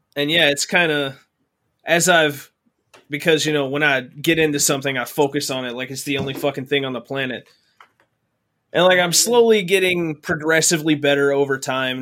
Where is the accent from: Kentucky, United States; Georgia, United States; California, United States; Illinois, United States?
Kentucky, United States; Mayfield; now in Michigan, United States; My hometown barely exists anymore